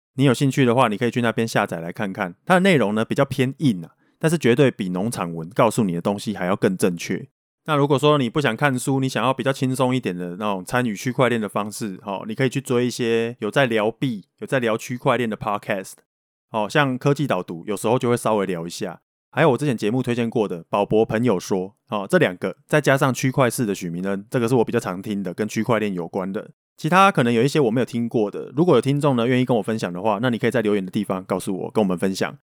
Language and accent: Chinese; Taiwan; accent: Taiwanese Mandarin; first language Taiwanese Hokkien; Chinese is a second language; 我还有带有一点点台湾国语这样。我小时候是跟阿公阿嬷住的啦，然后从小就讲台语